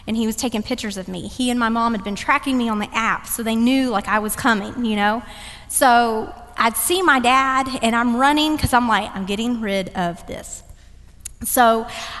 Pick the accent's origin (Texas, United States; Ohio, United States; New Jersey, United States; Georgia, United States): Texas, United States; Dallas; now in Cary, United States; run in Dallas, always run in my hometown